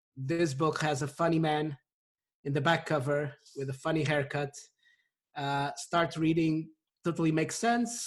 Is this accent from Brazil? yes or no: no; Portugal; also born or lived in United Kingdom; now in London, United Kingdom; I grew up in Portugal. I've lived in the UK for the past 13 years